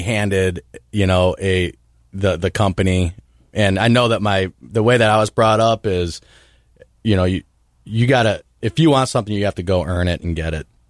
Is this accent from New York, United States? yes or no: no; Parma Heights, Ohio, United States; I grew up in Parma Heights, Ohio, which is a suburb outside of Cleveland